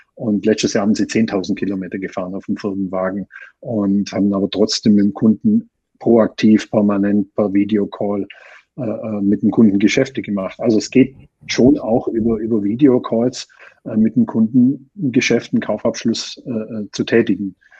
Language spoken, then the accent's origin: German; Austria; bei uns in Österreich